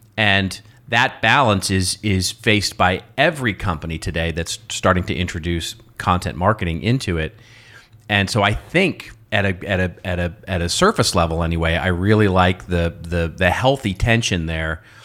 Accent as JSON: {"language": "English", "country": "United States", "accent": "American", "said": "my American accent"}